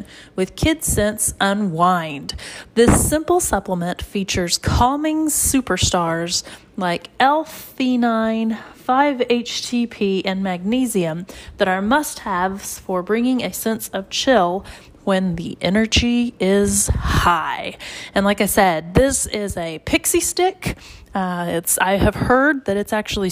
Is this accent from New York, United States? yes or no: no; Oklahoma, United States; I'm from Oklahoma